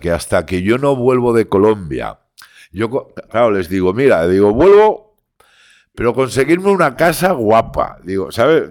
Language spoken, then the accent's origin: Spanish; Barcelona, Catalonia, Spain; soy barcelonés como una cosa mala, pero todos mis estudios, yo pienso en castellano, aparte de que mi padre sea de Burgos y mi madre de Madrid